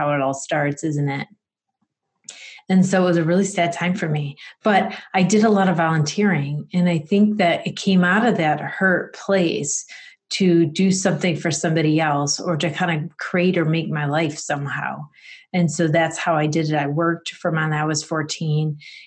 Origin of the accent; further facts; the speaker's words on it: Rochester, New York, United States; I'm in Rochester, New York. So it's upstate New York in the western side